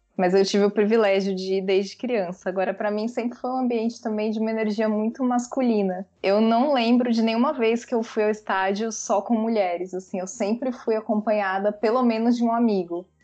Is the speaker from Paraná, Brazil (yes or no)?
no; São Paulo, Brazil; now in Salvador, Brazil; Sou sotero paulistana, nascida em São Paulo, moro em Salvador, na Bahia